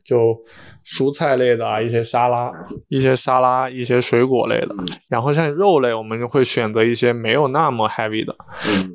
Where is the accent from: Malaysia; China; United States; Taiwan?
China; Hunan; born or raised there